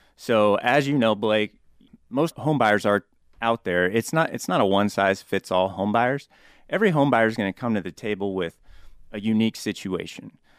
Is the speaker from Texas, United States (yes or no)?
no; Topeka, Kansas, United States; moved away as an adult; also born or lived in Concordia, Kansas / Wayne, Nebraska; now in Omaha, United States; Born and raised in Topeka, Kansas